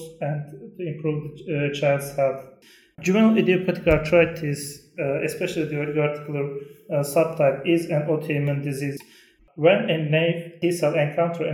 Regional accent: Turkey; from Turkey

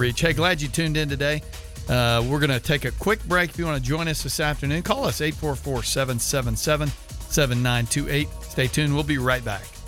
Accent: Sugar Land, Texas, United States; moved away; I'm from Sugar Land.

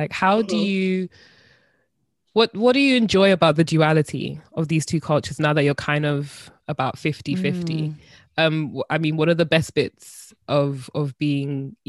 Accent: United Kingdom; I wish I was from somewhere else, but really and truly, I'm British as well.

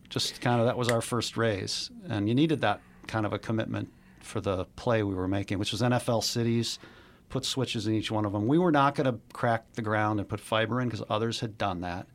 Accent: Chicago, Illinois, United States; I grew up in Chicago, born and raised

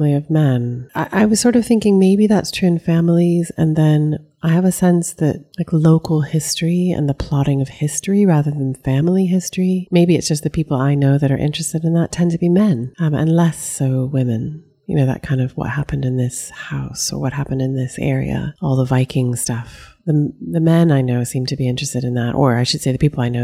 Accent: East Coast, United States; as an American who grew up on the East Coast

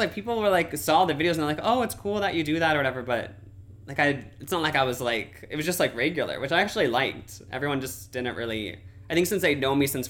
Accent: Nebraska, United States; moved away as an adult; growing up in Nebraska

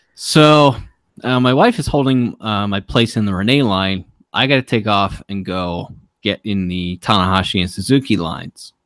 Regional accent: Baltimore, Maryland, United States; I'm from Baltimore, and I'm really proud of my city

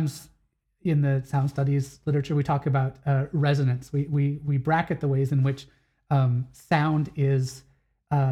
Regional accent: Wisconsin, United States; moved away; I grew up in Wisconsin

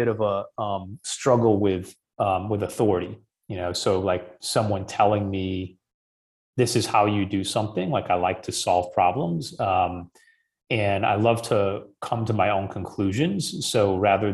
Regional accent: Midwest, United States; where I grew up in the Midwest

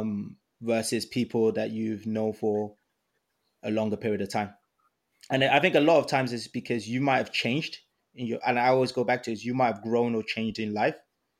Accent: Ibadan, Oyo, Nigeria; moved away; I was born in Ibadan, Nigeria

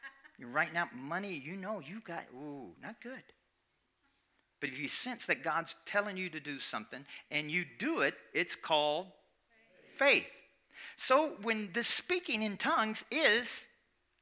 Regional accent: Kentucky, United States; I'm from Kentucky

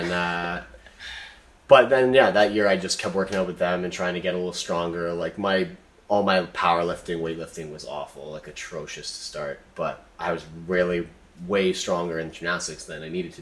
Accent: Alberta, Canada; moved away as an adult; also born or lived in Montreal; I grew up in Alberta, and I moved out east for school.

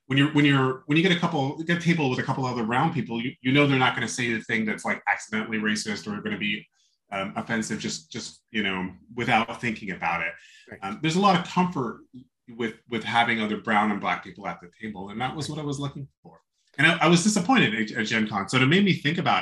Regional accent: New Jersey, United States; also born or lived in New York City; grew up in New Jersey, mostly

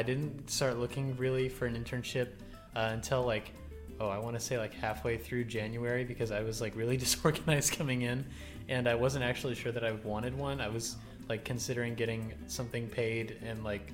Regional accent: Southern Texas, United States; now in Washington, D.C., United States; I did not really receive a good education on growing up in Southern Texas

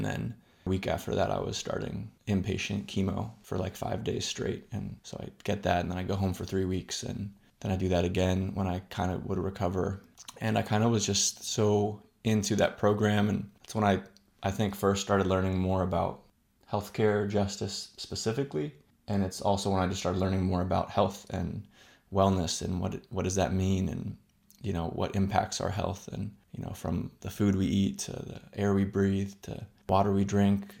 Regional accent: Bay Area, California, United States; moved away; also born or lived in New Hampshire / New York; I am originally from California, Bay Area. It's where I was born and I grew up

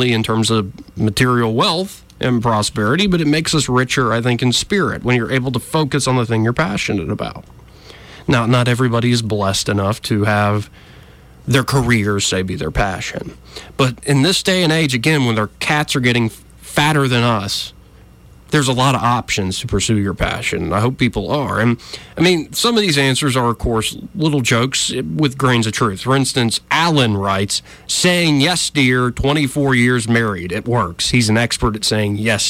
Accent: Alabama, United States; I grew up in Alabama, so I was taught gun safety

